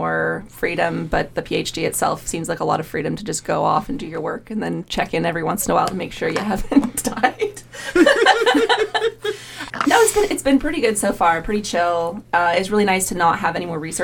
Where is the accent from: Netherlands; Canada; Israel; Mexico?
Canada; moved away as an adult; now in Manchester, United Kingdom; I'm from Canada